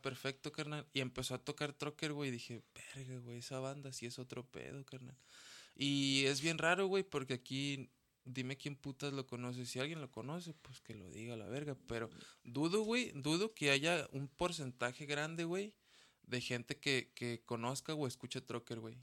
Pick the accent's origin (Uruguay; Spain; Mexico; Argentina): Mexico; yo amo mi México, güey, yo amo mi raza